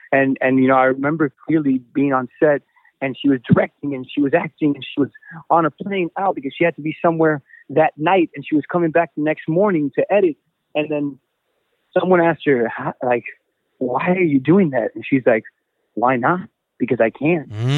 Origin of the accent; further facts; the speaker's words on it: United States; also born or lived in Mexico; Latino American, because that I'm both, you know, I'm both. I'm not 50-50. I'm 100%. 100%. I was born and raised in the United States of America.